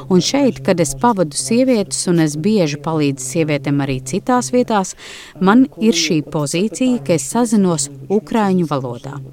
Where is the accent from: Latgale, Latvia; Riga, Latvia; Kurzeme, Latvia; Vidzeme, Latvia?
Riga, Latvia; now in Germany; Ar dažādām filmām, kuras skatījos bērnībā, Rīgā no padomu laikiem par karu.